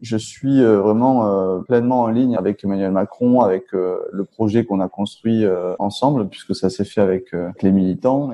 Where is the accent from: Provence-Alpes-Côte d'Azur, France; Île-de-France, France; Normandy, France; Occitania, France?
Occitania, France; Toulouse; je suis élu à Toulouse et je viens de Toulouse